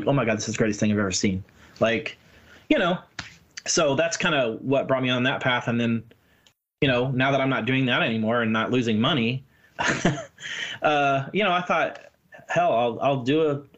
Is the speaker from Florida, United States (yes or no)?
yes; Tampa, Florida, United States; born there; also born or lived in Missouri / Maryland / Jacksonville; I was born in Tampa. My dad was a pastor, so we moved around a lot. I lived in Missouri. I lived in Maryland.